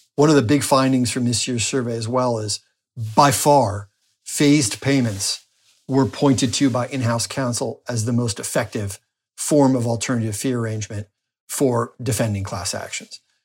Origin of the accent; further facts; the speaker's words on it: New Jersey, United States; moved away as an adult; also born or lived in Washington, D.C.; now in Florida, United States; my home state of New Jersey